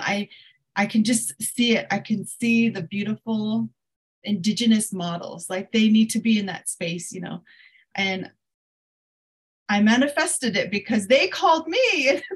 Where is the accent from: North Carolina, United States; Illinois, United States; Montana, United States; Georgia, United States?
Montana, United States; Crow Agency; now in Billings, United States; I'm based out of um, Billings, Montana, which is about an hour from where I'm from, uh, the Crow Reservation, Crow Agency